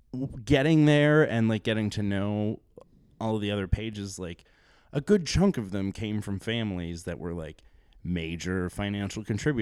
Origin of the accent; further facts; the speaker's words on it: Sturgis, South Dakota, United States; Sturgis, South Dakota.